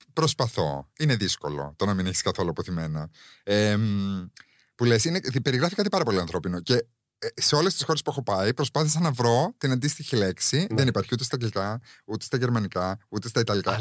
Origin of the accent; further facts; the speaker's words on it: Cyprus; now in Greece; εγώ μεγάλωσα, δεν μεγάλωσα εδώ, δεν μεγάλωσα στην Ελλάδα. Οπότε και εγώ μερικέ φορέ αυτά τα, τα cultural references ε, δεν τα καταλαβαίνω. Γιατί στην Κύπρο η αλήθεια είναι ότι δεν φοβόμασταν.